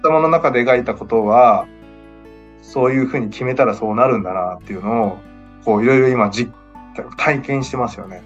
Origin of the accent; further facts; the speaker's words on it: Okayama, Japan; 地元岡山